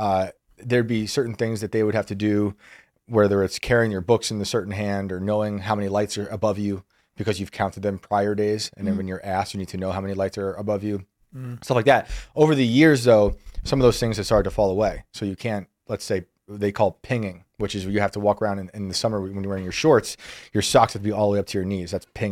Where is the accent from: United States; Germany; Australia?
United States; West Point, New York; I grew up on West Point. Mm-hmm. This is my home of my whole life. My parents are still there. I was raised by these cadets.